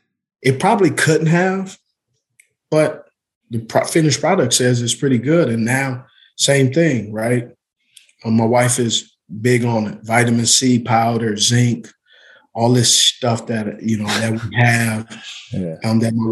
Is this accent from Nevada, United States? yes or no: no; California, United States; I'm from Cali, so organic, and you know, I love sourdough and fresh orange juice.